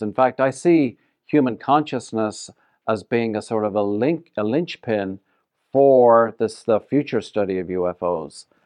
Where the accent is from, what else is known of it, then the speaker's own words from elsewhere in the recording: Ireland; moved away as an adult; also born or lived in Ottawa, Canada / Toronto, Canada / Vancouver, Canada / Denver, Colorado; now in Las Vegas, United States; I left Ireland in nineteen eighty something